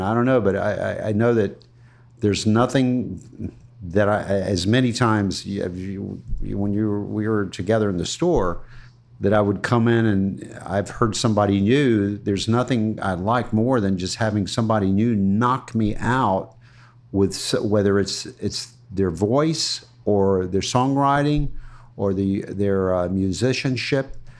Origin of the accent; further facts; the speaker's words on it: Ruskin, Florida, United States; my first years, where I grew up in Ruskin